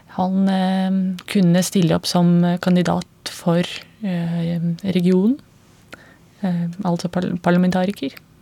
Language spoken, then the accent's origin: Norwegian; Belarus; Norwegian is a second language; moved away as an adult; now in Norway; jeg kommer fra Hviterussland